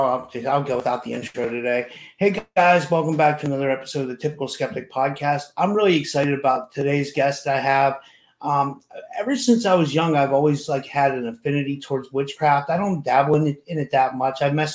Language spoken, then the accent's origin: English; Pittsburgh, Pennsylvania, United States; I'm from Pittsburgh.